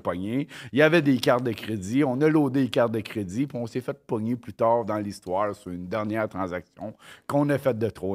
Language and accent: French; Quebec, Canada; also born or lived in Mont-Joli, Quebec / Longueuil, Quebec; on est parti du Mouchiné à Montjoly, dans le Bas-Saint-Laurent